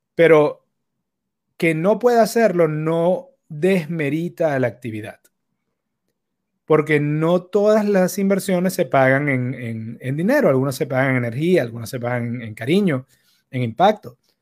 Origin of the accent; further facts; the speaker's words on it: Caracas, Capital District, Venezuela; los que crecimos en Caracas en los 90